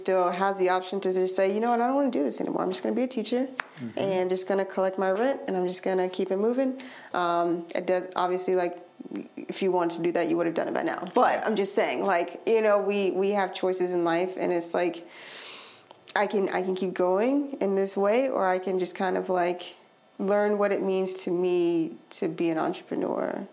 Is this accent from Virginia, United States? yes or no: no; Alabama, United States; now in Durham, United States; I'm from Alabama.